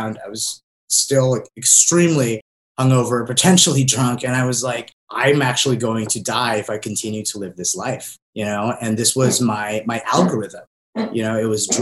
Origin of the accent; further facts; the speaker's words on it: Southern California, United States; also born or lived in Philippines; I moved here to Southern California from the Philippines when I was 6